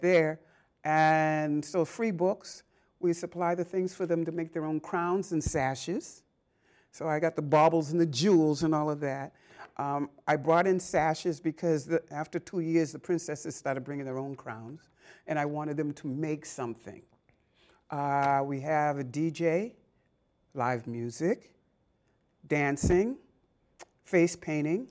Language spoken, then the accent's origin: English; Boston, Massachusetts, United States; growing up in Boston, I mean, I, all right, I'm a South Ender by birth